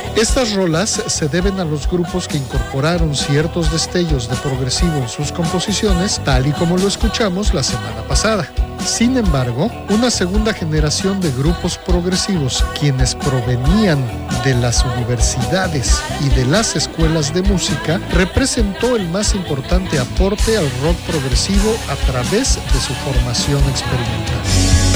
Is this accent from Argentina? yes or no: no; Mexico; mexicanos teníamos que ser, ¿no? Si no nos quejamos, no somos mexicanos